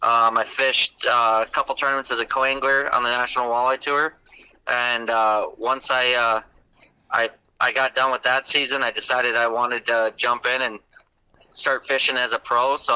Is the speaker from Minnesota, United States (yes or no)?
no; Wales, Wisconsin, United States; now in Campbellsport, United States; I'm originally from Wales, Wisconsin, but right now I live in Campbellsport, Wisconsin, so I'm just south of Fond du Lac.